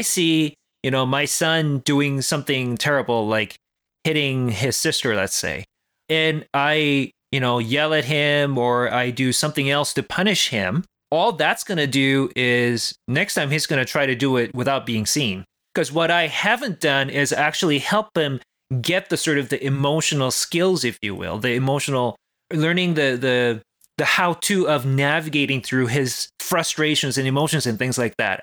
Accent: South Korea; moved away; I grew up in South Korea

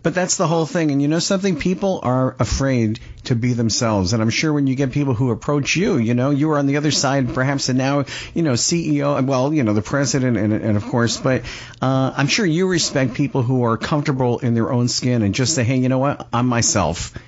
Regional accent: Pompano Beach, Florida, United States; I'm from uh, Pompano Beach, Florida

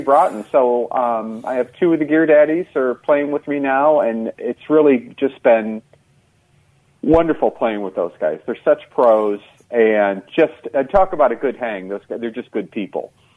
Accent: Eldridge, Iowa, United States; now in Twin Cities, United States; I'm from outside of Davenport, Iowa, little town called Eldridge, which is about 10 miles north of Davenport

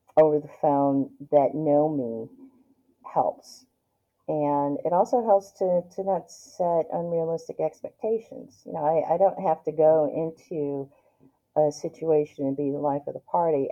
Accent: Detroit, Michigan, United States; moved away as an adult; now in Northern Virginia, United States; growing up in Detroit, I, I was poor

